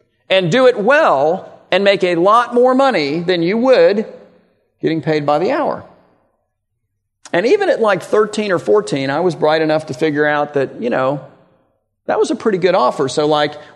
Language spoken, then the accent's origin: English; Miami, Florida, United States; I grew up in Miami, so probably 20 miles north of the Redlands.